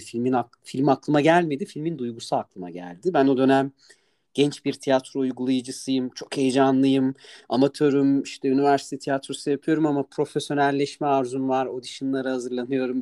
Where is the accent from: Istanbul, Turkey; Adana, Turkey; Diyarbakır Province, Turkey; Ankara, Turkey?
Ankara, Turkey